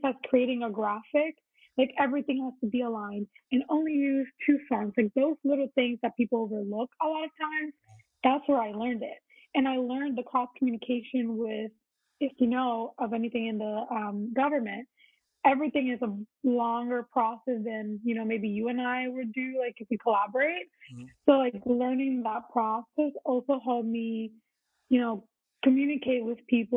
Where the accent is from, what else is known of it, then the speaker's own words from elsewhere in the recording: Puerto Rico; moved away as an adult; now in Virginia, United States; I was born and raised in Puerto Rico